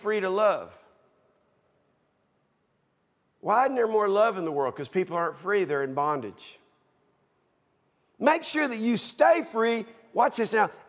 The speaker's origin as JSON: {"language": "English", "country": "United States"}